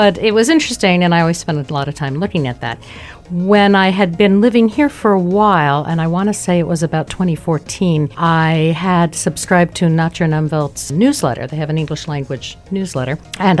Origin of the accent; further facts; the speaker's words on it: United States; now in Luxembourg; Okay, well, I'm American, and I've been living in Luxembourg since 2010, which is the longest I've lived anywhere in my life